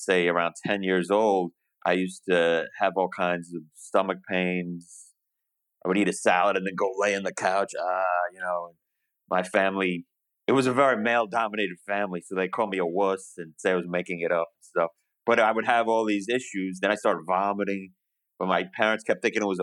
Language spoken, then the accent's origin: English; New York, United States; moved away as an adult; now in Montgomery, United States; I'm from New York. I currently live in the wondrous Alabama right now, Montgomery, Alabama